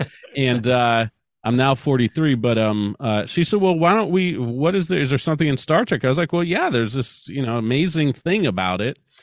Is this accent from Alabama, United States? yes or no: no; Ohio, United States; I'm from Ohio.